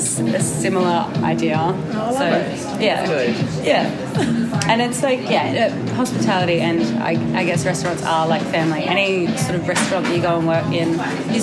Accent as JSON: {"language": "English", "town": "Sydney", "region": "New South Wales", "country": "Australia", "tie": "born or raised there", "also_born_or_lived": "Brisbane, Australia", "moved": "yes", "said": "I grew up in Sydney."}